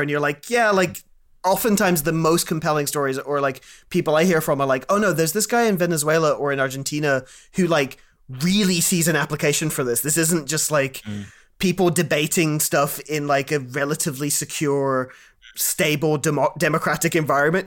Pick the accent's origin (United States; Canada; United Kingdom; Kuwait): Kuwait; I grew up in Kuwait